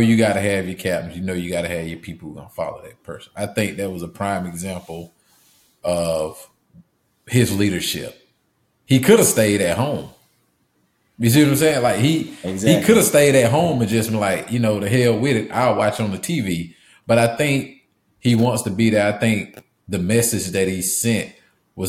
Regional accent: the South, United States; One thing we was always taught growing up in the South

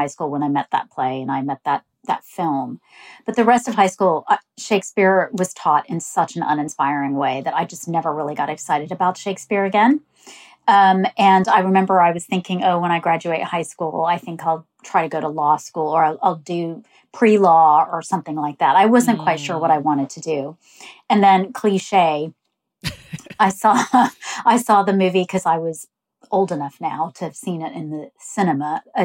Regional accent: Texas, United States; moved away as an adult; also born or lived in Pakistan; now in England; I was born in Pakistan, my family moved to England, and then when I was about seven, we moved to Texas. So I grew up in Texas.

